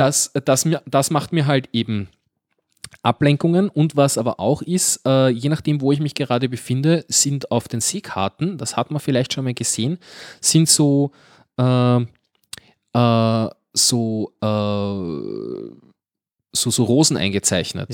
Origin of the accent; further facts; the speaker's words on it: Guntramsdorf, Lower Austria, Austria; bei uns in Gundramsdorf